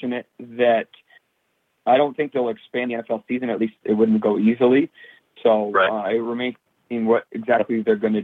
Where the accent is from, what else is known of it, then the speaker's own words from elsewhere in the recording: Boston, Massachusetts, United States; I'm from Boston